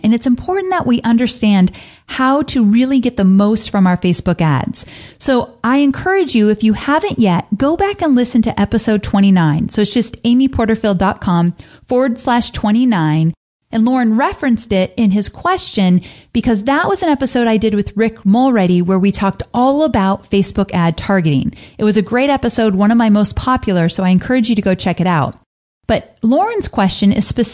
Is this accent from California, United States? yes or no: yes; California, United States; Growing up in California